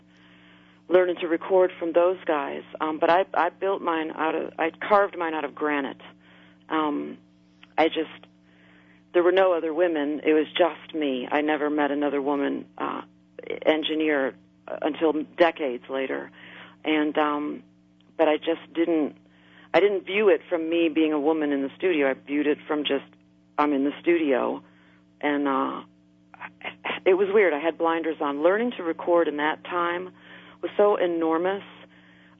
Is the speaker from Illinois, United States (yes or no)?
yes; outside of Chicago, Illinois, United States; moved away; also born or lived in New Orleans; I grew up outside of Chicago.